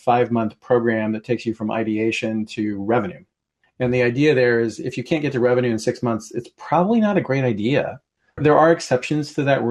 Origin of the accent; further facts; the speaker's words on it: Portland, Oregon, United States; moved away as an adult; now in Seattle, United States; I grew up in Portland and then moved here to go to college and never went back